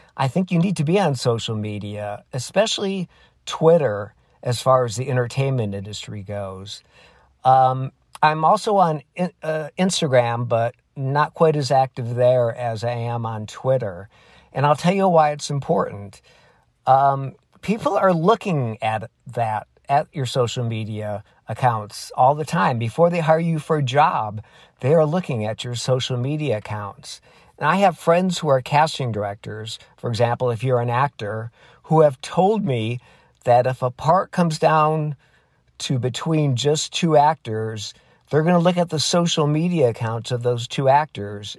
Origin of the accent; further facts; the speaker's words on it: Michigan, United States; moved away as an adult; I grew up in Michigan